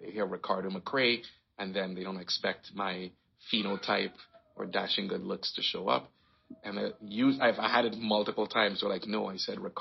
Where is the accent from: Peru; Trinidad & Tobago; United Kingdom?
Trinidad & Tobago; moved away as an adult; also born or lived in Guyana / Detroit, United States / Canada; now in Toronto, Canada; I was born in Guyana, South America. I lived there until I was 9, then moved to Trinidad and Tobago and stayed there until I was 18, and then moved to Canada.